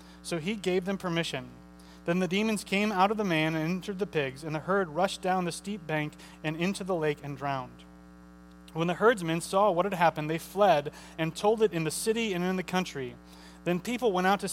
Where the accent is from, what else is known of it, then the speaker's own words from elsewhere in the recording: St. Charles, Missouri, United States; I usually say I'm from St. Charles. I'm from St. Charles, Missouri